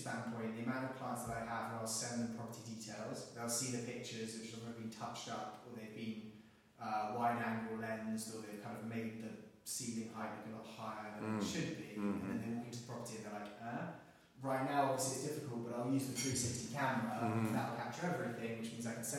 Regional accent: England, United Kingdom; now in United States; because I'm an English guy, wear a suit every day, Red Sox every day, because weirdly in America, people people like the English accent a lot.

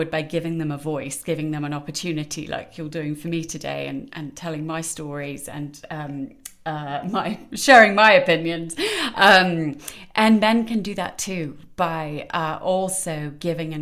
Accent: United Kingdom; moved away as an adult; now in United States; I'm British. Probably gathered that a bit from my accent, though it does travel a bit. I've been over here in America for a bit too long.

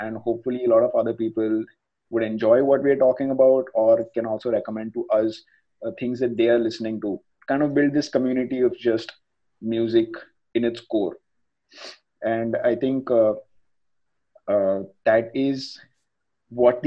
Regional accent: Mumbai, Maharashtra, India; Me and Akash are from Mumbai

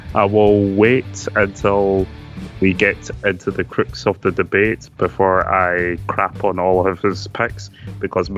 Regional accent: Scotland, United Kingdom; we're a Scottish podcast

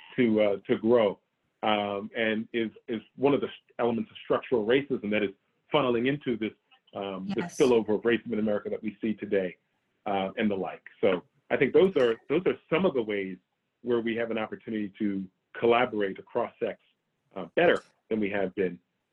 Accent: United States; I'm an American. I was born and raised here in the US

